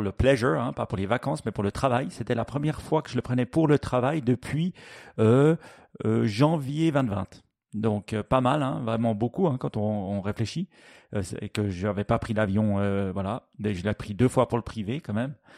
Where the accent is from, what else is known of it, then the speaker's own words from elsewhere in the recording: Switzerland; chez nous en Suisse